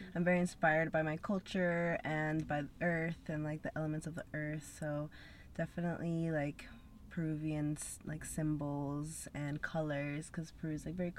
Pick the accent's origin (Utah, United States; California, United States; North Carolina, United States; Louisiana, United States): Utah, United States; Salt Lake City; moved away as an adult; also born or lived in Peru; now in Los Angeles, United States; I was raised in Salt Lake